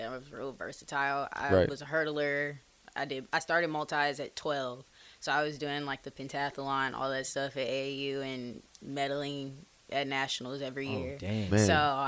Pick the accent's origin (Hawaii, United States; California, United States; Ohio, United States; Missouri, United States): Missouri, United States; St. Louis; moved away as an adult; now in Nebraska, United States; I am originally from St. Louis, Missouri